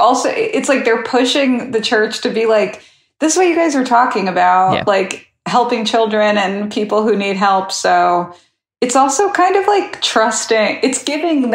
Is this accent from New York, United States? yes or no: yes; New York City, New York, United States; Being a New Yorker